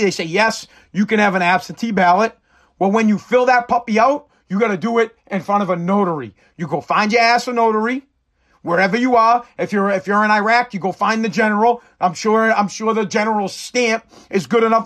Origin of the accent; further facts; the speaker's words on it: United States; As the American people